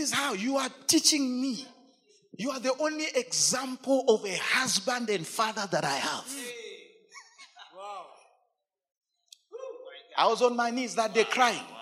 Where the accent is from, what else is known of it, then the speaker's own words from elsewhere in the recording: Lusaka, Lusaka Province, Zambia; I come from Chibolia. I live in Chibolia, but Chibolia does not live in me.